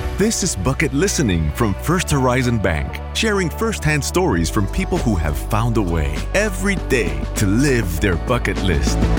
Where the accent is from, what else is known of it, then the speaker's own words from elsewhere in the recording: the North, United States; I was from the North and I was working in the South.